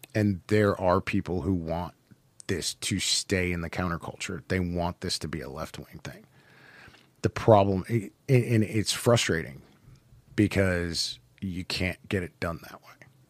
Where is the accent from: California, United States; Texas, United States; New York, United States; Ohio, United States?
Ohio, United States; Cleveland; I'm from Cleveland